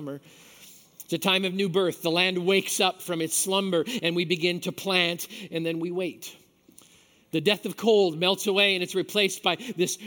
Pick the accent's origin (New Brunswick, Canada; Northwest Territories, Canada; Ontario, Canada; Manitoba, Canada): Manitoba, Canada; I grew up in Manitoba